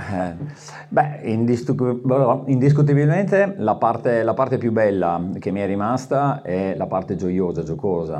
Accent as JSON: {"language": "Italian", "region": "Veneto", "country": "Italy", "said": "sono veneto"}